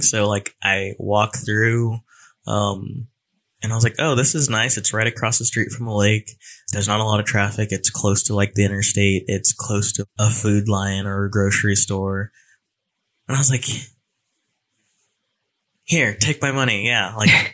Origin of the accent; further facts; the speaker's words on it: California, United States; moved away as an adult; now in Raleigh, United States; a Cali boy coming over to Raleigh, North Carolina, where I know absolutely no one